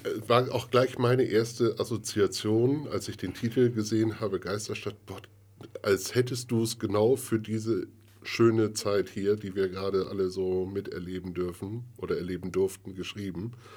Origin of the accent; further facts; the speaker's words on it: Bremen, Germany; ich bin ja gebürtiger Bremer